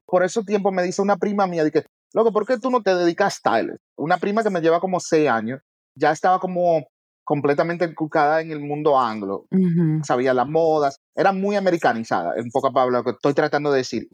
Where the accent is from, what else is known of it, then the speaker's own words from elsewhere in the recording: New York City, New York, United States; yo soy primera generación americano, nacido y criado en Nueva York. Big up the South Bronx.